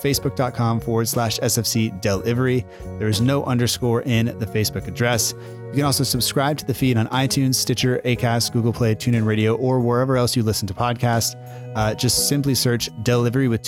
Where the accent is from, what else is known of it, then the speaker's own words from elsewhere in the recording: United States; an American whose family is from Italy and Norway